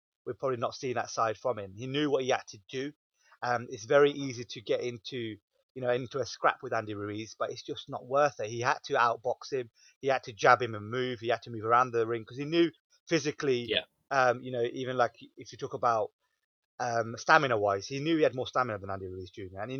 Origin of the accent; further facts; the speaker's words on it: United Kingdom; us being British fans